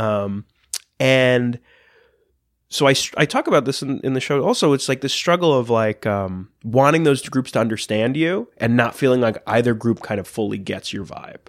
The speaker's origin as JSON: {"language": "English", "area": "Long Island", "region": "New York", "country": "United States", "tie": "born or raised there", "also_born_or_lived": "Astoria, Queens", "said": "I grew up on Long Island"}